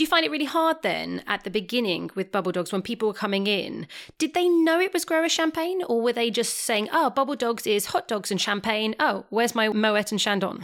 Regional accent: England, United Kingdom; I am English

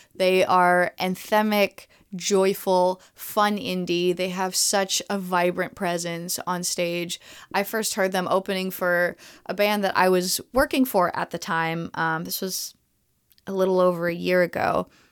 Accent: Montreal, Quebec, Canada; I am a, a native to Montreal

